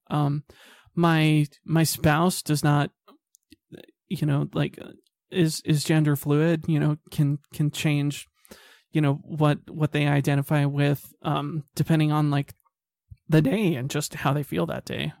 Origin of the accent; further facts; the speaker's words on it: Salt Lake City, Utah, United States; I grew up in Salt Lake City